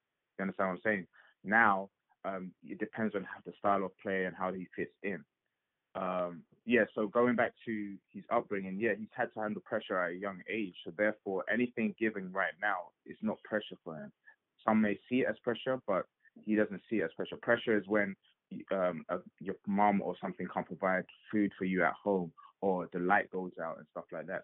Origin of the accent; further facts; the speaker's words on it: England, United Kingdom; my experience growing up in England